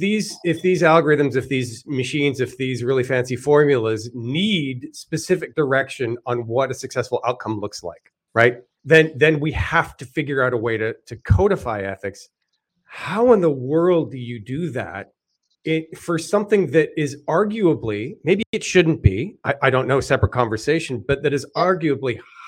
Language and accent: English; Canada; I'm kind of generally for smaller government, even though I'm Canadian.